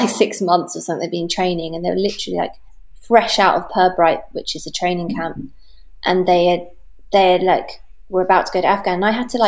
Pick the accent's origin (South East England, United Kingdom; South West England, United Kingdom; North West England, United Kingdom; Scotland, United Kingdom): South East England, United Kingdom; Portsmouth; now in London, United Kingdom; I was from Portsmouth